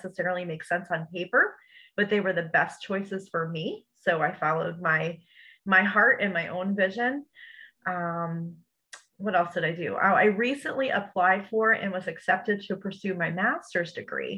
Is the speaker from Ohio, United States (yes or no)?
no; New Jersey, United States; now in Bradenton, United States; I'm a Jersey girl. I'm originally from New Jersey.